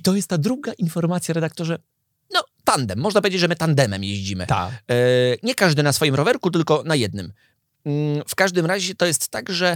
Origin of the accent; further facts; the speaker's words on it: Lubusz Voivodeship, Poland; moved away; also born or lived in Wieliczka; Lubuskie województwo